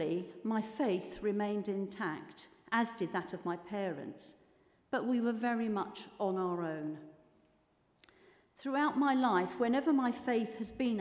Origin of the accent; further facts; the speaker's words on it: London, United Kingdom; also born or lived in Heathrow area; I was born in London, where my dad and mum worked for the London City Mission in a very deprived area. When I was 3, Dad became a Baptist minister, firstly at a church near Heathrow Airport, where we stayed until I was 10, and then in North London, where we stayed until I was a young adult